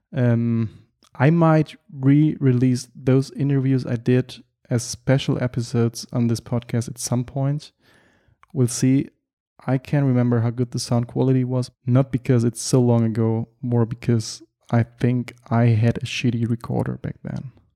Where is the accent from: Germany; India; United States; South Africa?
Germany; English is a second language; also born or lived in Berlin / Düsseldorf; I'm from Germany and I live and work in Berlin